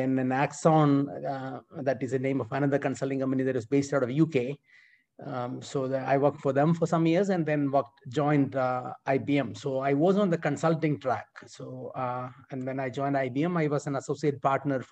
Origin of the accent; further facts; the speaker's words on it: India; moved away as an adult; now in United States; I was born in India and I massively benefited from public education in India and then went to a military school there for my high school